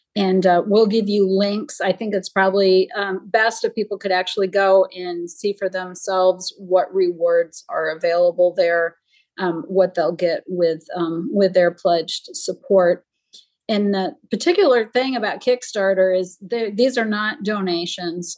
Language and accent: English; Jamestown, New York, United States; my hometown is where Lucille Ball grew up, and there now is the the Lucille Ball Museum. It's in Jamestown, New York.